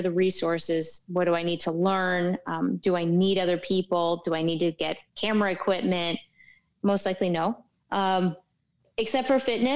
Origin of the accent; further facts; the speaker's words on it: New York and New England area, United States; now in Miami, United States; I'm from New York and, like, New England area